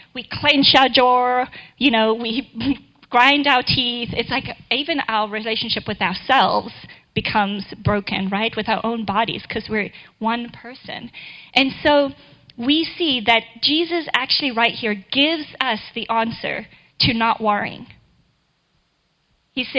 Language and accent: English; South Africa; now in Kansas City, United States; I totally had to learn how to drive in the snow in Kansas City when I moved here from South Africa, where I think it maybe snowed the day I was born